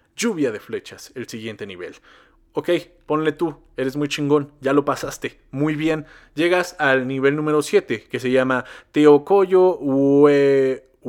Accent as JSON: {"language": "Spanish", "country": "Mexico", "said": "nosotros como mexicanos"}